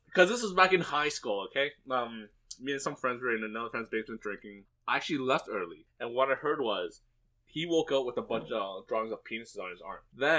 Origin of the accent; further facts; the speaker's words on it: Toronto, Ontario, Canada; we're kind of focused on Toronto because we're from Toronto.